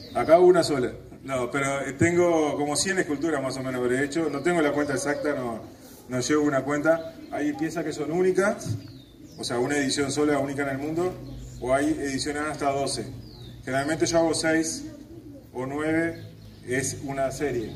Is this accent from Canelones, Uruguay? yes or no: no; Montevideo, Uruguay; now in Paso de los Toros, Uruguay; Yo nací en Montevideo, pero mi lugar en el mundo es Tacuarembó, Paso los Toros.